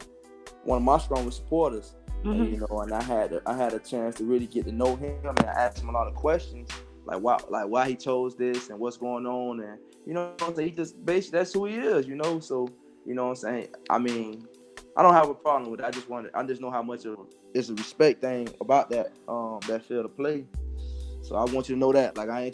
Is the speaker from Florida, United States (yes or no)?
yes; Miami, Florida, United States; I'm from Miami. I'm from Liberty City.